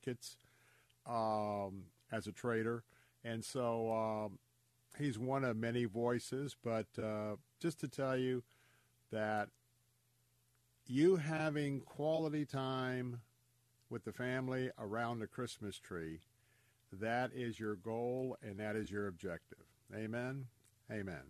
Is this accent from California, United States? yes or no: no; Tampa, Florida, United States; born and raised in Tampa, I am a Florida cracker